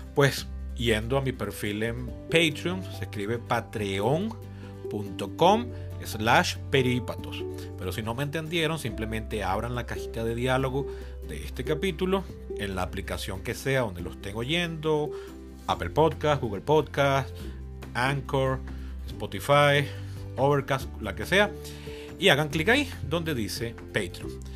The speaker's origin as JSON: {"language": "Spanish", "country": "Venezuela", "tie": "born or raised there", "said": "Mi país natal, mi país de residencia, del cual nunca he estado fuera por más de cuatro meses"}